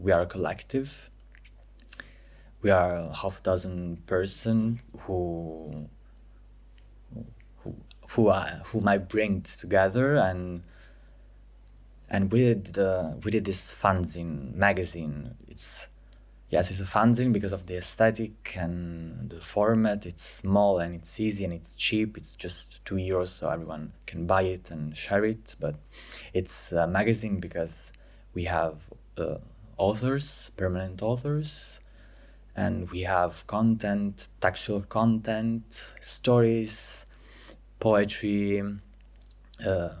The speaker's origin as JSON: {"language": "English", "town": "Pescara", "region": "Abruzzo", "country": "Italy", "second_language": "English", "moved": "as an adult", "lives_now": "Milan, Italy", "said": "I'm from Pescara, Abruzzo, but I moved in Milan 2 years ago"}